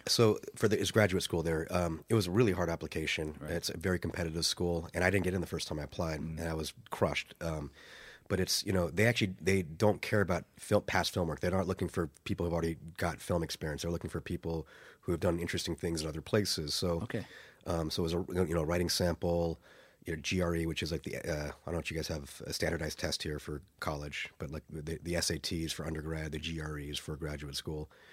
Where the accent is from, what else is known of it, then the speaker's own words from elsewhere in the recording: United States; moved away as an adult; now in Dublin, Ireland; my former country. I'm now an Irish citizen, or so will be soon